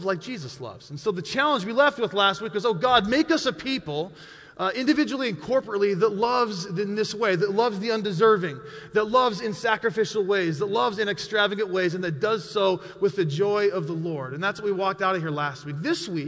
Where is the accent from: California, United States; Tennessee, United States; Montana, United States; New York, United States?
Montana, United States; I was born and raised in Montana